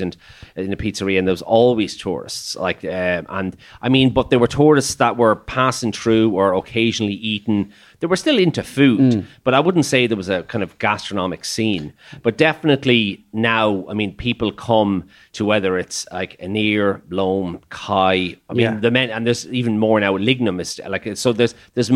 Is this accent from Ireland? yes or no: yes; Ireland; I have the gift of the gab, as many Irish people